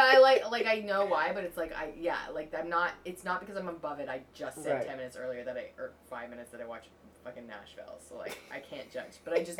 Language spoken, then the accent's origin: English; Vancouver, British Columbia, Canada; accent: Canadian; moved away as an adult; also born or lived in Toronto; Yep, born and raised. Mm. I was born and raised in Vancouver, and then I lived in Toronto for like a decade, so I feel very much a part of both of those places.